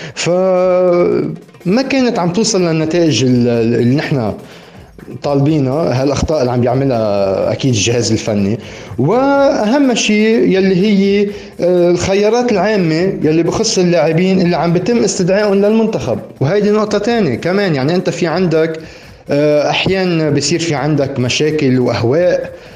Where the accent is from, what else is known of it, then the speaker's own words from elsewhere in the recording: Lebanon; عم نحكي كلبنانيين